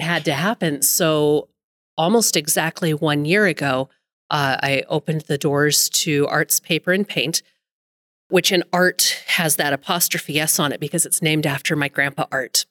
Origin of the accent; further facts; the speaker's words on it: Billings, Montana, United States; also born or lived in Carbon County, Montana; Lived in Billings pretty much up my entire life, other than a short little stint in Carbon County